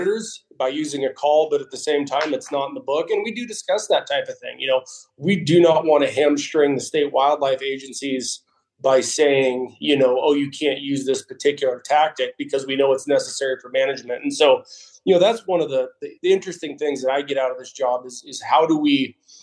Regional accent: Oregon, United States; I grew up in Oregon

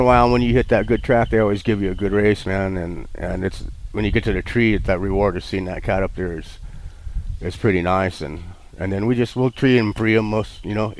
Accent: Oklahoma, United States; also born or lived in Texas; I grew up in Oklahoma. I was born in Texas, and we had a ranch in Oklahoma and some property in Texas.

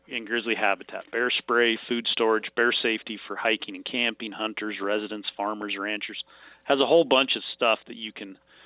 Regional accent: Missoula, Montana, United States; now in Kalispell, United States; I grew up in Missoula, Montana, and then I've been in Kalispell since 1987.

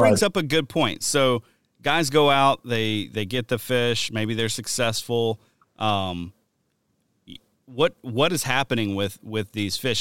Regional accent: the South, United States; moved away; also born or lived in Wisconsin; growing up in the South

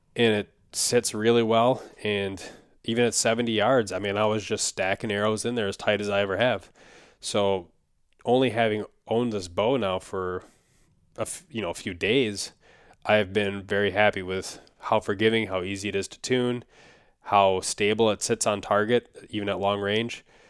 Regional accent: Minnesota, United States; Minnesota, my home state

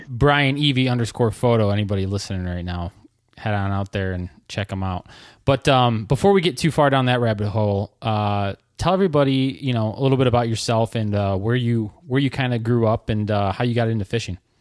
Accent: Lake Erie area, Michigan, United States; also born or lived in Traverse City, Michigan; back to my hometown

